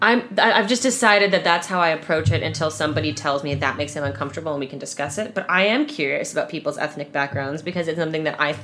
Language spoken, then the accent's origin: English; California, United States; And I'd do the thing of like, California. No, where are you from? Northern California.